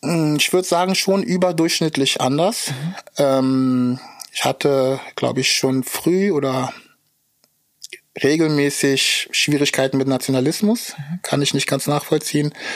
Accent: Berlin, Germany; also born or lived in Zaporizhzhia, Ukraine; aufgewachsen bin ich hier um die Ecke in Schöneberg. Ähm, geboren bin ich aber in der Ukraine, Zaporozhye heißt die Stadt

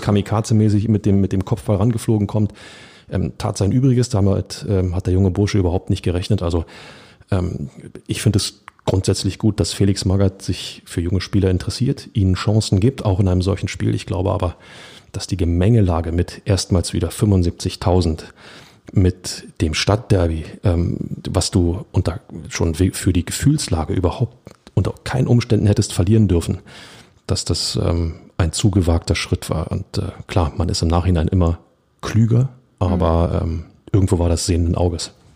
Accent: Berlin, Germany; als Berliner

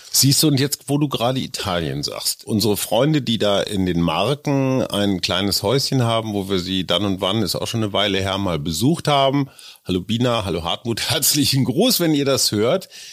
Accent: Münster, North Rhine-Westphalia, Germany; also born or lived in Lower Saxony; now in Berlin, Germany; ich bin in Münster aufgewachsen, die Wurzeln sind in Niedersachsen, ich lebe seit einem Vierteljahrhundert in Berlin.

